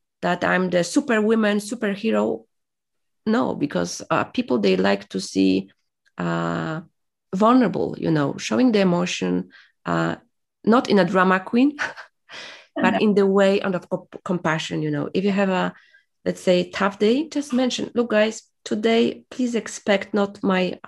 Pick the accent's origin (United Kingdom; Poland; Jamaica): Poland; English is a second language; moved away as an adult; I was from Poland